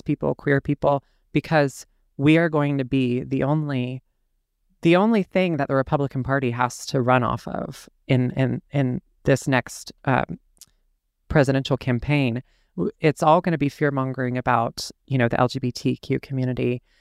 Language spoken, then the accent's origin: English; the South, United States; I'm born and raised in the South, and I've never actually in my life lived anywhere else